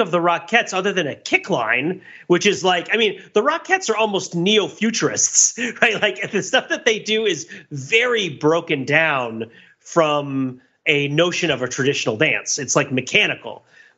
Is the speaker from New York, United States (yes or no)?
yes; New York, United States; And I grew up in the New York area where the Rockettes were kind of a real thing.